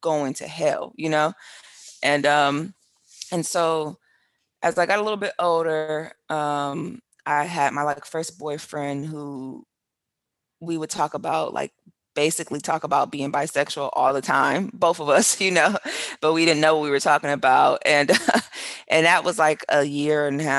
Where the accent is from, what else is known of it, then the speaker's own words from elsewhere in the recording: Milwaukee, Wisconsin, United States; moved away as an adult; also born or lived in China / England; now in Portobelo, Panama; I grew up in Milwaukee, Wisconsin, like I told you, in very small, very close-knit community